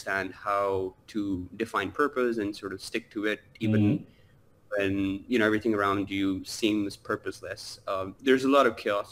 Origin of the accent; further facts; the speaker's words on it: Karachi, Sindh, Pakistan; moved away as an adult; now in Dubai, United Arab Emirates; I grew up in Pakistan, Karachi